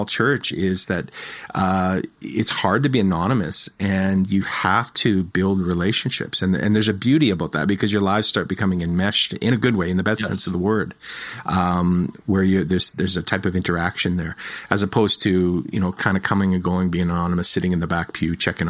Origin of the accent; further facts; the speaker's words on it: Moose Jaw, Saskatchewan, Canada; moved away as an adult; also born or lived in Toronto / Edmonton; I was born and raised in Moose Jaw, but I've lived in like Toronto. I've lived in Edmonton, you know, so I've been gone for about 25 years